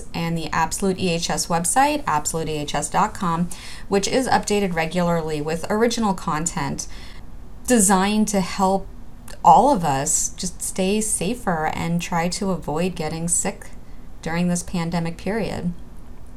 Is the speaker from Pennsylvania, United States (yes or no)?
no; New York City, New York, United States; growing up in Brooklyn, New York